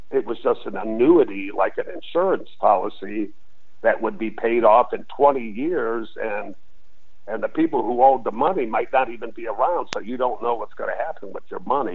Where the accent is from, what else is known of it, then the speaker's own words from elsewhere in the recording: Detroit, Michigan, United States; moved away as an adult; also born or lived in San Diego, California; growing up in Detroit